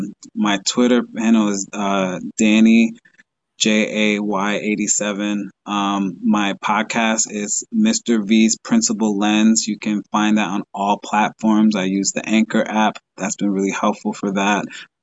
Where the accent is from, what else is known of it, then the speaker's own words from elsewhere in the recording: Dominican Republic; now in Long Island, United States; I'm from the Dominican Republic, so I love going there. But to be honest, I like to go home. I'm away from my family, so going back home to New York, Long Island, that's always a fun time for me.